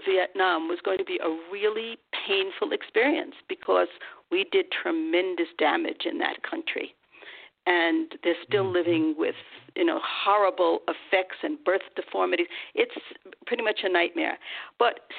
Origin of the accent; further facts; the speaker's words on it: United States; I'm an American